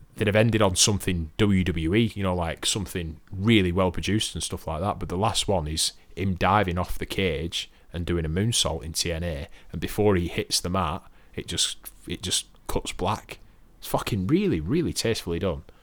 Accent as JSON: {"language": "English", "country": "United Kingdom", "said": "I'm British"}